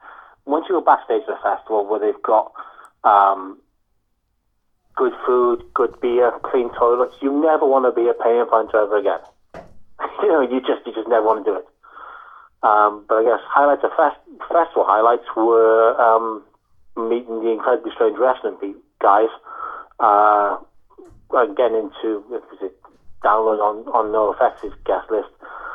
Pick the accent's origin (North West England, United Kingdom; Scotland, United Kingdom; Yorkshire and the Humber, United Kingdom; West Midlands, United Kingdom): North West England, United Kingdom; Liverpool; now in Wales; I'm a Scouser, mate.